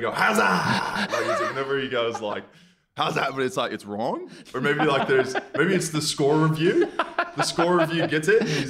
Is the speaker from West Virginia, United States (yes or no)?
no; Dallas, Texas, United States; moved away as an adult; now in Melbourne, Australia; Dallas, Texas.